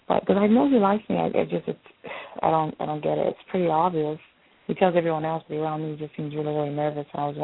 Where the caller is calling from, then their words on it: North Carolina, United States; I'm calling from North Carolina.